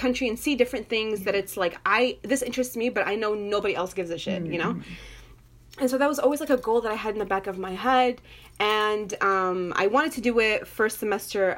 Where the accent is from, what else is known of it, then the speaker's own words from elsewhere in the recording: United States; I'm American